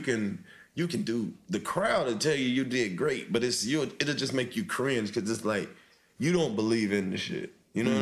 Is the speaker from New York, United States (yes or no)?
yes; New York, United States; I'm from New York, and being from New York